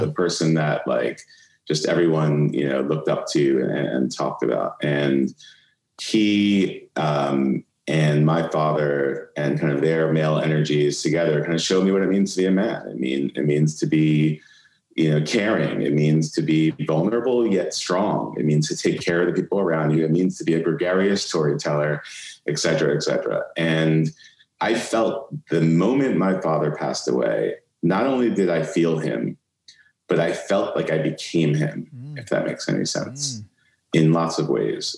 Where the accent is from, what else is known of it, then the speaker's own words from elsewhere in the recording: New York City, New York, United States; moved away as an adult; also born or lived in Atlanta; I grew up in Brooklyn